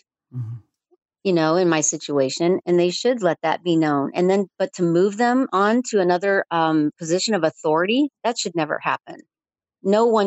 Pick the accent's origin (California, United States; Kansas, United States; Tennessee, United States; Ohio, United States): Tennessee, United States; Chattanooga; moved away; I was born in Chattanooga